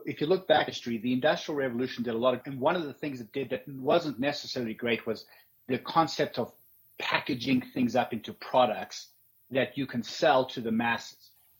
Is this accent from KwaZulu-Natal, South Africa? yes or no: no; Johannesburg, Gauteng, South Africa; also born or lived in Cape Town; But I lived most of my life in the southern suburbs of Johannesburg.